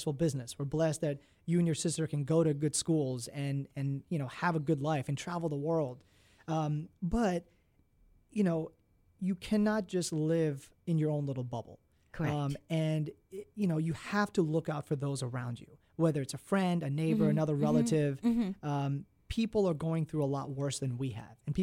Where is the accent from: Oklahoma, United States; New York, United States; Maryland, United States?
Maryland, United States; I was born and raised in Maryland